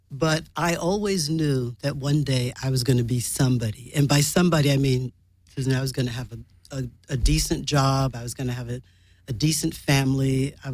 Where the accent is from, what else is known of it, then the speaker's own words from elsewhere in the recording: New York, United States; born there; the thought came upon me that I was born in Harlem Hospital